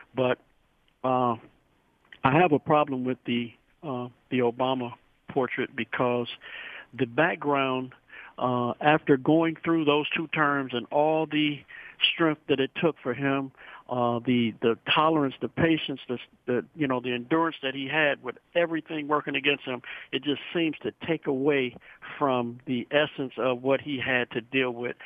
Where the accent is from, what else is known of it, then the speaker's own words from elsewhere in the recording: India; now in Novi, United States; I'm from India